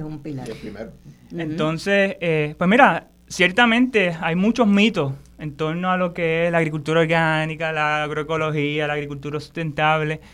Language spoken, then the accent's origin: Spanish; Puerto Rico; nosotros como boricuas